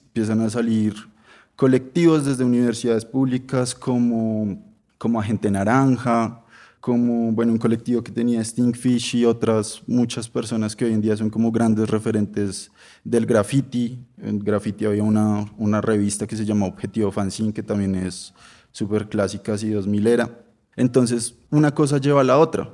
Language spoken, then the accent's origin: Spanish; Bogotá, Colombia; Yo soy de Suba, que eso pues es re en la nada